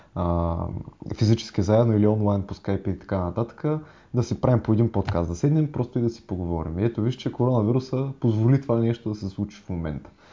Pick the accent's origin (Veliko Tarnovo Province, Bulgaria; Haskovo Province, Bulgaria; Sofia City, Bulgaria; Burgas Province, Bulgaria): Burgas Province, Bulgaria; Burgas; now in Sofia, Bulgaria; ние с Вадим и двамата сме от Бургас, в момента сме локирани в а, София